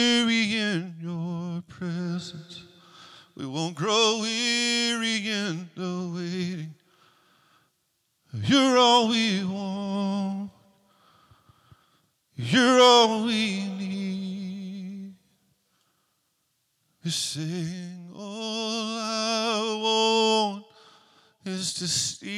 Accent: Mobile, Alabama, United States; now in Gadsden, United States; I'm originally from Mobile, Alabama.

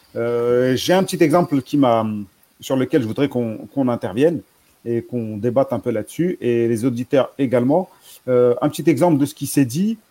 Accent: Algeria; on est algérien

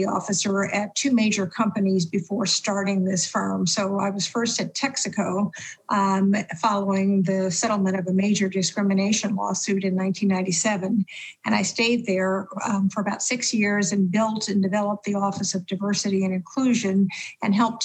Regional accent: Louisiana, United States; also born or lived in Abbeville, Louisiana; I grew up in Jim Crow, Louisiana

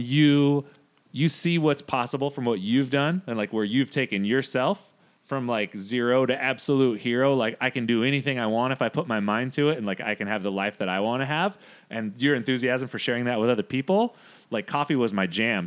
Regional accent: Modesto, California, United States; we grew up in Modesto.

